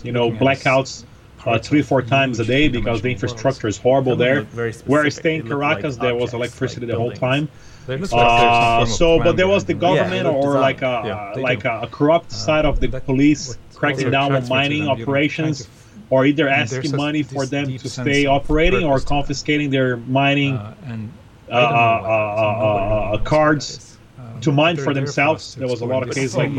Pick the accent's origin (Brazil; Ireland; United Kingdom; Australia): Brazil; now in United States; I'm an immigrant. I live in the U.S. I've been here for over 20 years, even though I'm from Brazil